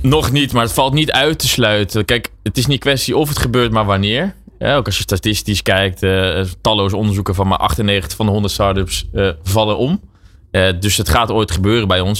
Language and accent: Dutch; Netherlands; wij zijn als Nederlanders